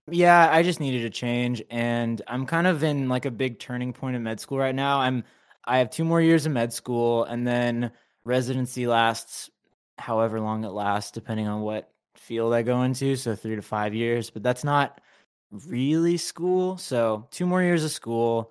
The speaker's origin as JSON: {"language": "English", "town": "Anaheim", "region": "California", "country": "United States", "tie": "born or raised there", "moved": "as an adult", "lives_now": "Los Angeles, United States", "said": "I was, you know, raised in Anaheim, Orange County, and then now"}